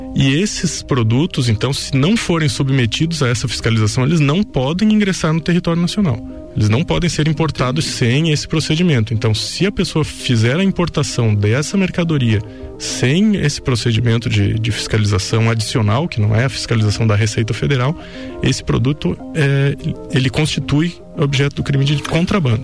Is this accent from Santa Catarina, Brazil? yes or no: yes; Lages, Santa Catarina, Brazil; also born or lived in Rio do Sul / Blumenau / Caçador; eu sou nascido aqui em Lages, né? Sou natural de Lages, cria da terra. É, vivi e, e, cresci a minha vida toda aqui